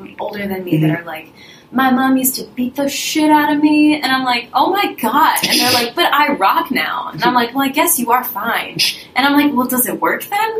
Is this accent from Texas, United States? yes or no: no; Pittsburgh, Pennsylvania, United States; first language Russian; English is a second language; My parents came to the States, and I was a first-generation American born in Pittsburgh.